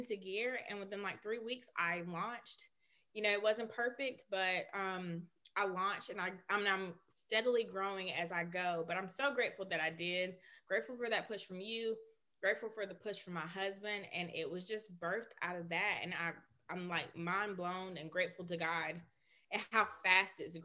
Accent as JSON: {"language": "English", "town": "Birmingham", "region": "Alabama", "country": "United States", "tie": "born or raised there", "said": "We both are from Birmingham"}